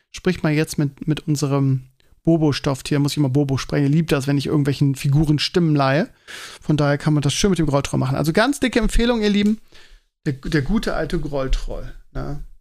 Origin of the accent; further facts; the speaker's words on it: Bremen, Germany; now in Hamburg, Germany; aber ich vorher kenne ich als Bremer nicht den Begriff.